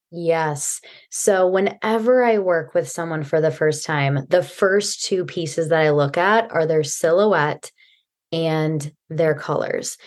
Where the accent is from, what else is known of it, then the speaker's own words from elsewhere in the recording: Midwest, United States; now in Silicon Valley, United States; I am from the Midwest originally, and now I'm in Silicon Valley